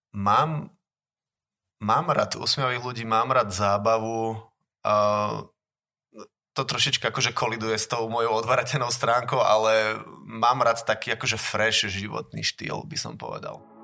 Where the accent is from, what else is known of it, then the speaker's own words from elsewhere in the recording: Žiar nad Hronom, Banská Bystrica Region, Slovakia; also born or lived in Zvolen; ešte mám aj základnú umeleckú u nás v Žieri